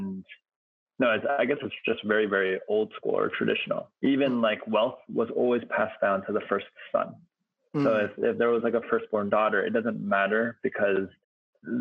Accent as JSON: {"language": "English", "country": "United States", "said": "as an American"}